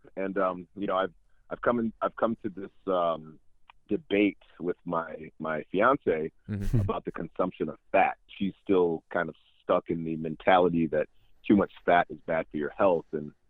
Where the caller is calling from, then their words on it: Michigan, United States; Yeah, I'm calling from Michigan. I am a 80s baby.